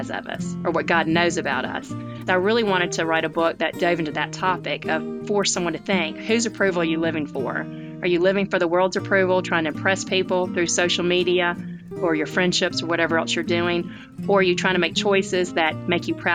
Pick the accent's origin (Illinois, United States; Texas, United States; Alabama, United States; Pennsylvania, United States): Alabama, United States; Tuscaloosa; now in Birmingham, United States; I grew up in Tuscaloosa, Alabama, which is a college town